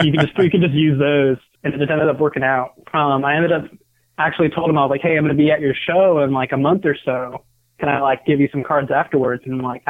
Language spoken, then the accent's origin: English; Columbia, South Carolina, United States; I'm from Columbia, South Carolina